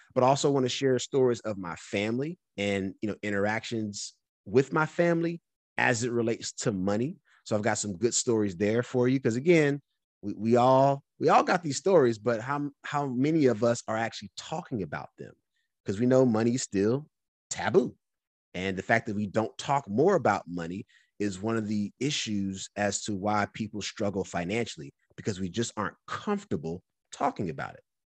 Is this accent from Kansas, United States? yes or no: no; North Carolina, United States; moved away; also born or lived in California; I'm from North Carolina